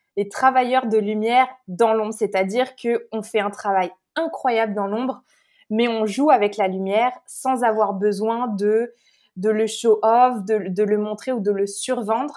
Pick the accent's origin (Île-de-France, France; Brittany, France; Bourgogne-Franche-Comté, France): Île-de-France, France; Paris; moved away as an adult; also born or lived in New York, United States; now in Canada; je suis née à Paris, euh, j'ai grandi en France